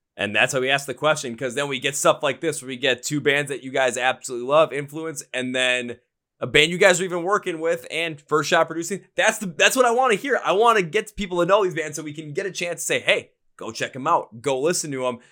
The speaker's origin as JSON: {"language": "English", "town": "Milwaukee", "region": "Wisconsin", "country": "United States", "tie": "born or raised there", "said": "here in my hometown, Milwaukee"}